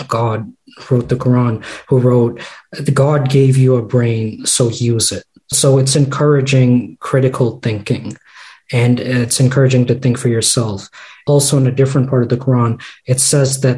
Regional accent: United States; also born or lived in Boston; I grew up in the States, so we did Sunday school here

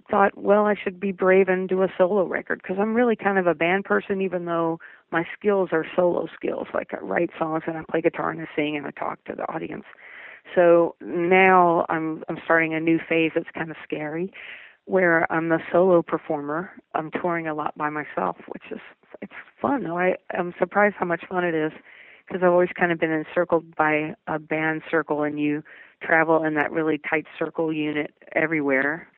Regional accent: Kentucky, United States; accent: southern; moved away as an adult; also born or lived in New Jersey; I grew up in Kentucky

